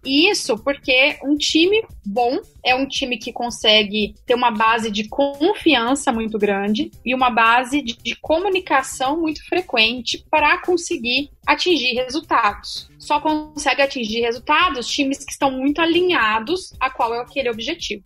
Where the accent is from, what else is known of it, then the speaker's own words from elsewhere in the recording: south of Minas Gerais, Brazil; Eu sou mineira, do sul de Minas Gerais